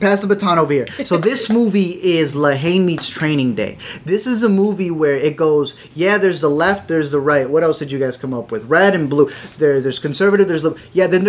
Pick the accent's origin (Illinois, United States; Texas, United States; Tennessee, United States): Illinois, United States; you're from New York, we're from Illinois